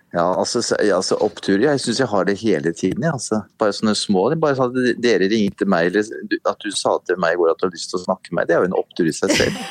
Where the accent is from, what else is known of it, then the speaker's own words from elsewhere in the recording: Oslo, Norway; jeg var jo, veldig liten av vekst når jeg vokste opp her på Sagene